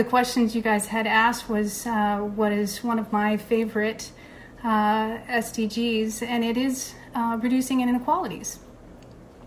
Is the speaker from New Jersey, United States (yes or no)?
no; Central California, United States; I grew up in Central California on a ranch in a rural area